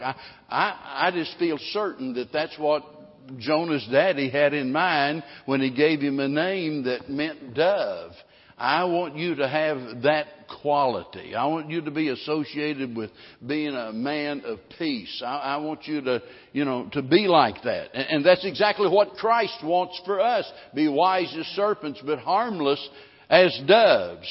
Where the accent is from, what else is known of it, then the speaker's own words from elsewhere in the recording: Missouri, United States; now in Texas, United States; growing up in Missouri